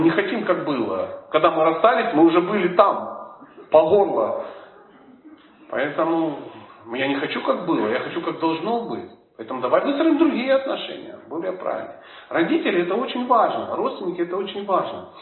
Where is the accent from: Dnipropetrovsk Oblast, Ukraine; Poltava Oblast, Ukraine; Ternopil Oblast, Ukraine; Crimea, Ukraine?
Dnipropetrovsk Oblast, Ukraine; Dnipro; Я родом из Днепропетровска.